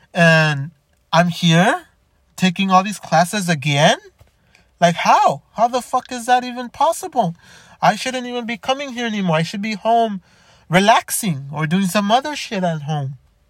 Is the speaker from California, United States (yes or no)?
yes; Los Angeles, California, United States; born there; also born or lived in Chicago / Downey; now in Montebello, United States; I lived in Chicago, I lived in Downey, I lived in Los Angeles, I was born in Boyle Heights, I lived in Montebello before living in where I live now in Montebello